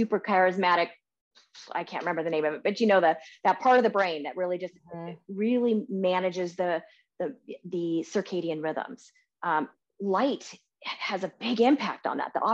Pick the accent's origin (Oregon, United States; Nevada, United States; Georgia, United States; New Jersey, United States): Oregon, United States; Portland; moved away as an adult; also born or lived in California; I grew up in Portland my whole life and, I didn't have an umbrella until I moved to California